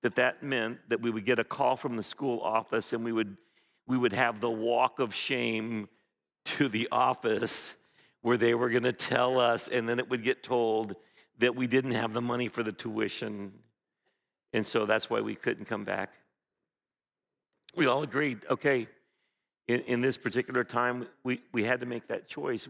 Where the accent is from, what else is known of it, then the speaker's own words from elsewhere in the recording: Philippines; moved away; I remember very vividly growing up in the Philippines